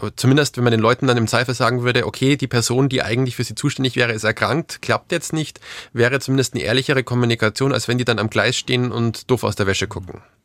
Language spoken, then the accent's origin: German; Bavaria, Germany; wie man vielleicht aus meinem Dialekt hört, äh, hört ich komme aus Bayern